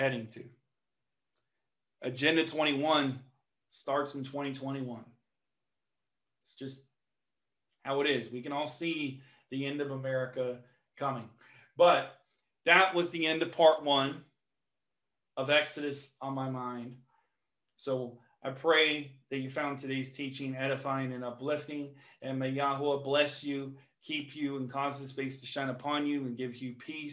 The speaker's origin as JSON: {"language": "English", "region": "Nebraska", "country": "United States", "tie": "born or raised there", "said": "my home state of Nebraska"}